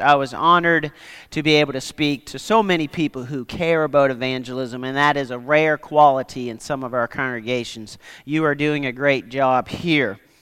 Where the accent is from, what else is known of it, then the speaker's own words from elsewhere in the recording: Nova Scotia, Canada; I grew up in Nova Scotia, Canada